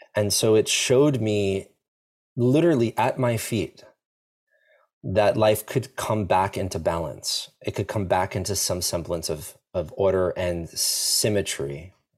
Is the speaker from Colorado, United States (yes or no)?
no; Long Island, New York, United States; I grew up in New York in, uh, a place called Long Island, so an island right next to New York City